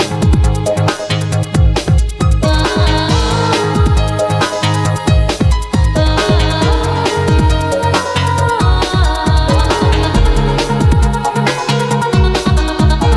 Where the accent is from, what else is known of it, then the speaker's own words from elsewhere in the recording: Tampa, Florida, United States; Tampa homegrown right here